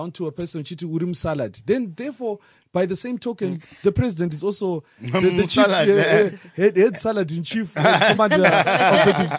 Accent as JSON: {"language": "English", "country": "Zimbabwe", "moved": "yes", "lives_now": "South Africa", "said": "all of our holidays in Zimbabwe have nothing to do with our way of life."}